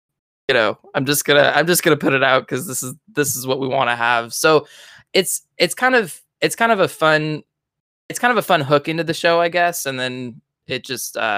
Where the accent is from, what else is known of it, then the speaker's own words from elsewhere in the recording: California, United States; I'm from California